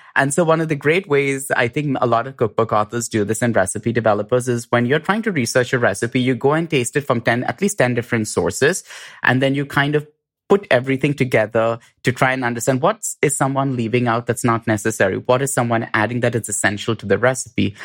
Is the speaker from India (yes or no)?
yes; India; moved away; I grew up in India